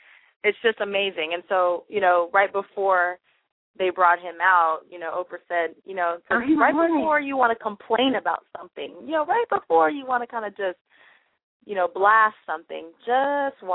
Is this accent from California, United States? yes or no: yes; California, United States; From Bakersfield, California, my hometown. Not Bakersfield, but California